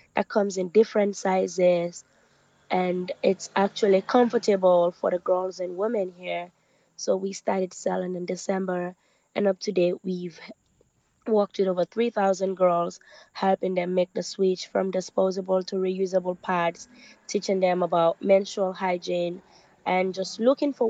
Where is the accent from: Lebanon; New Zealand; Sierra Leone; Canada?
Sierra Leone; also born or lived in Norway; I'm born and raised in Sierra Leone